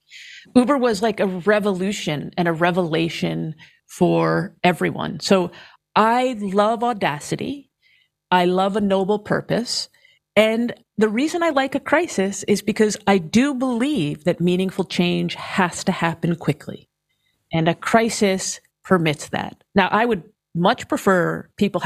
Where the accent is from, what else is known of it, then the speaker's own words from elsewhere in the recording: New York, United States; I'm from New York